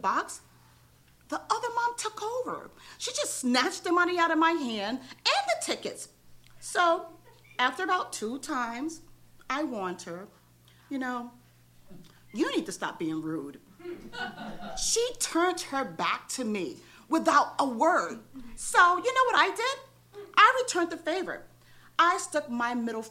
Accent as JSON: {"language": "English", "region": "New York", "country": "United States", "moved": "yes", "lives_now": "Los Angeles, United States", "said": "I'm from New York and we don't play"}